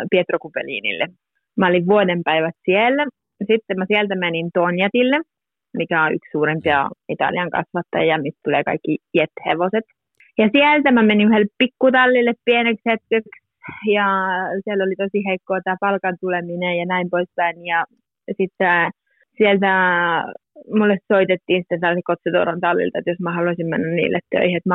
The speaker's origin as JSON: {"language": "Finnish", "town": "Muurame", "region": "Central Finland", "country": "Finland", "tie": "born or raised there", "also_born_or_lived": "Korpilahti", "first_language": "Finnish", "moved": "as an adult", "lives_now": "Parma, Italy"}